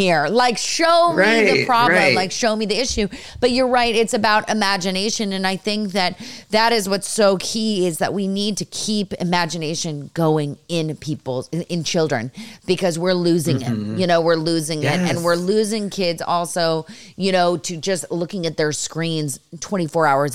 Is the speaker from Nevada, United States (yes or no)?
no; Los Altos, California, United States; I'm originally from San Francisco, like with the Bay Area. So I'm from Los Altos area.